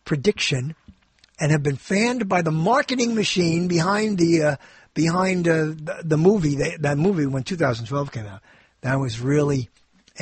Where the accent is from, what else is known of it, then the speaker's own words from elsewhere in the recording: New York, United States; I grew up in New York